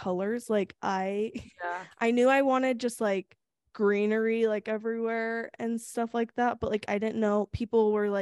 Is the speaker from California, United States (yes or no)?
yes; Sacramento, California, United States; In Sacramento, my hometown.